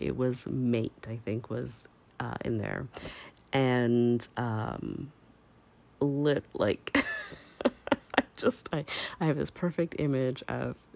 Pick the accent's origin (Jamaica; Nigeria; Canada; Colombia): Canada; as a Canadian